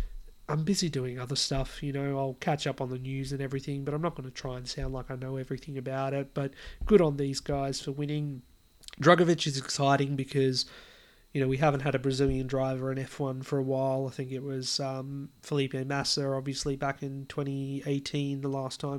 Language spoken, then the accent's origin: English; Australia; it's delightful as an Aussie